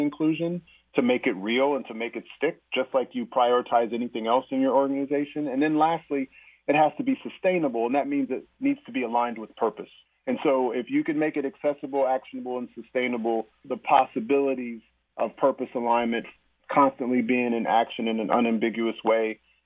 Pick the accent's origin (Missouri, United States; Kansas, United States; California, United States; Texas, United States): Kansas, United States; Topeka; now in Basel, Switzerland; my hometown in Topeka, Kansas